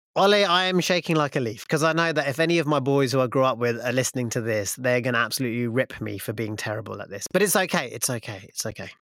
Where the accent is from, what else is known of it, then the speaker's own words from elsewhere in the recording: Luton, East of England, United Kingdom; when I was growing up in Luton